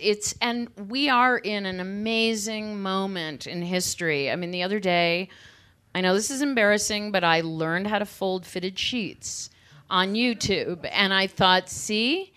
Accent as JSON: {"language": "English", "town": "Cleveland", "region": "Ohio", "country": "United States", "tie": "born or raised there", "said": "I grew up in Cleveland in the suburbs"}